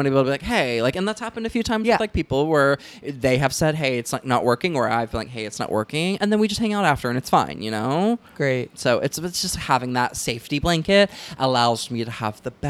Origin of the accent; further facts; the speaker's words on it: Southern United States, United States; I think that has a lot to do with growing up in the South, where it's like super huge heterosexual, you know, culture where everyone gets married at 19